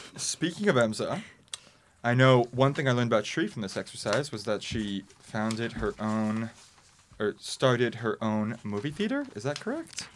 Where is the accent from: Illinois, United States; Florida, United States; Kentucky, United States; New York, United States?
New York, United States; New York City; I'm from the Upper West Side